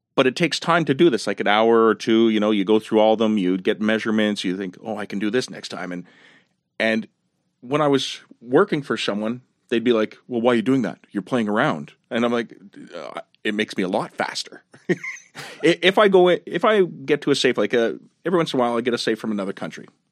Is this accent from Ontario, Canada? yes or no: no; Montreal, Quebec, Canada; I grew up in La Salle, right next to Verdun